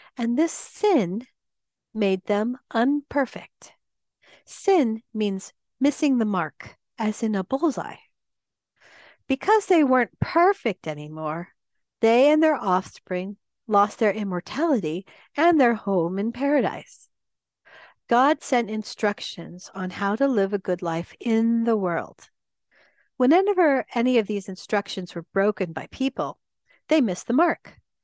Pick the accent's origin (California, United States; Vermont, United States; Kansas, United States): California, United States; San Diego; I grew up in San Diego